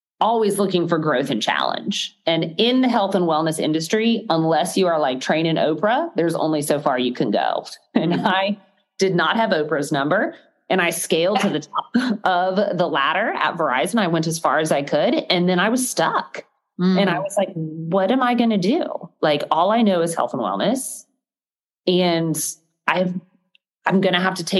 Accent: Gainesville, Florida, United States; I grew up in Gainesville, Florida.

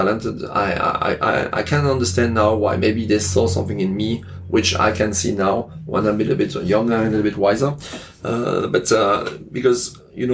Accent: Alsace, Grand Est, France; accent: French; English is a second language; moved away as an adult; also born or lived in Lyon, France / Cannes, France / Paris, France / Burgundy, France; now in Hong Kong; I work in Alsace, my hometown

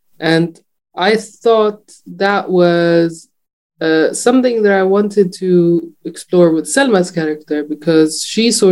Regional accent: Jordan; I was not totally aware of that growing up in Jordan

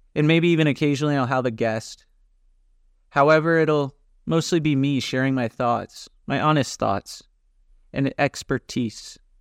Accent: California, United States; moved away as an adult; also born or lived in Dallas, Texas; now in Greece; I'm originally from California

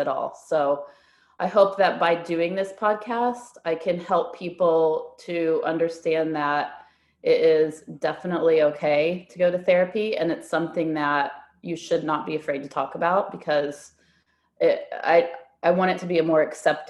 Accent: United States; moved away as an adult; also born or lived in Shanghai, China; now in Melbourne, Australia; I am an American. A lot of people mistake me for a Canadian, but I am an American.

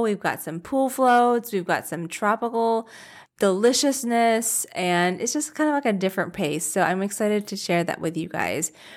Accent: Virginia, United States; moved away; I grew up in Virginia

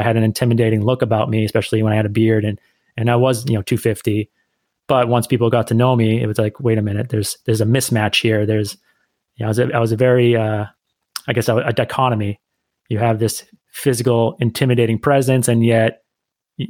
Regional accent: Northeast United States, United States; I'm the American of the group. I grew up in the Northeast part of the United States, and that's where I'm currently residing as well

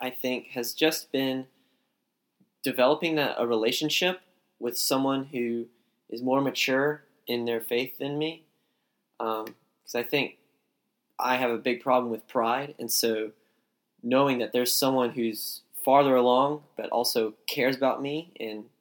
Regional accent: Summerville, South Carolina, United States; moved away as an adult; now in Rock Hill, United States; I'm from Somerville, which is close to Charleston in South Carolina

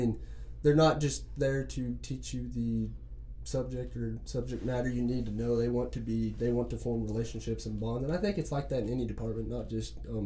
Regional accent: Amarillo, Texas, United States; also born or lived in Canyon, Texas; I call Amarillo and Canyon home. It's kind of split between the two because my grandparents were in Canyon

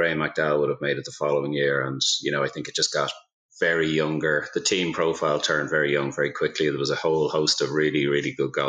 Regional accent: Dublin, Leinster, Ireland; I grew up in Dublin, obviously, in Ireland, and I played golf in Staxtown, which was up in the Dublin Mountains there.

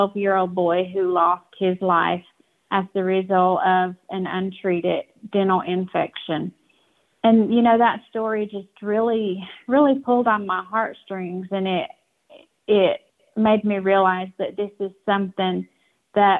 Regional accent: Cherokee, North Carolina, United States; I'm from Cherokee, North Carolina

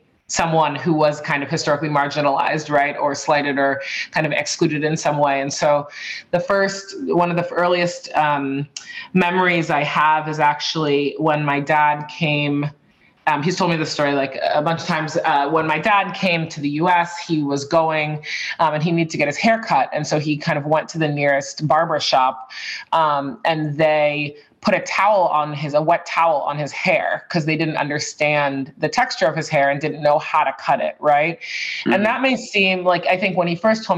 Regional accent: Boston, Massachusetts, United States; also born or lived in San Francisco / Madrid; I grew up on the East Coast in Boston, but I've lived all over the place, Boston, San Francisco, Madrid for a little bit, and now I'm back in Boston.

